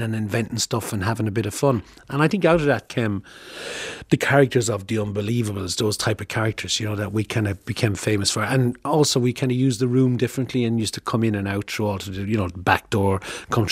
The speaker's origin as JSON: {"language": "English", "town": "Thurles", "region": "Munster", "country": "Ireland", "said": "I'm from Thurles"}